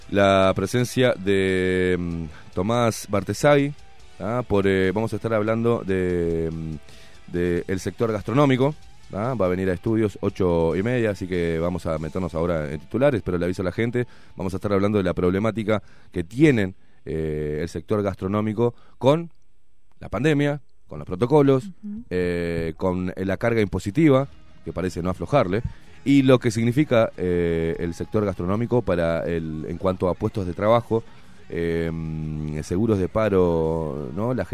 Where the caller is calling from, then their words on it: Piedras Blancas, Montevideo, Uruguay; nuevamente de Piedras Blancas